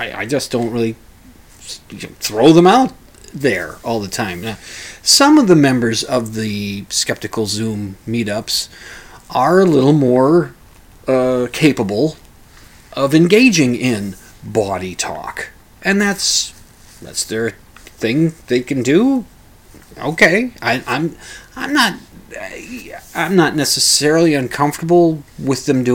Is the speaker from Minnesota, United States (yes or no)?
yes; Minnesota, United States; Catholic upbringing, being a Minnesotan